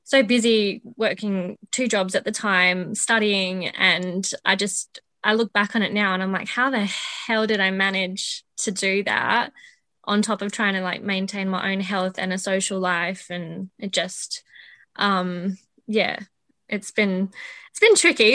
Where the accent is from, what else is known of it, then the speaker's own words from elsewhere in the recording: Adelaide, South Australia, Australia; also born or lived in Northern Territory; I am from Adelaide. I've lived here most of my life.